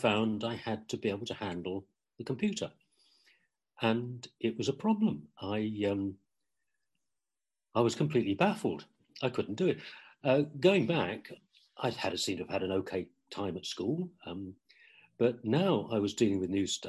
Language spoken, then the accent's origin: English; Ipswich, East of England, United Kingdom; moved away; I was born and brought up in Ipswich in England, in East Anglia.